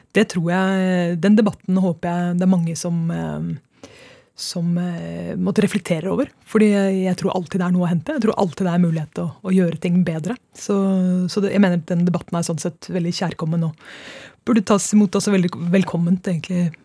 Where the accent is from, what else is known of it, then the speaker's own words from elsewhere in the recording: Trondheim, Trøndelag, Norway; now in Oslo, Norway; jeg kommer fra Trondheim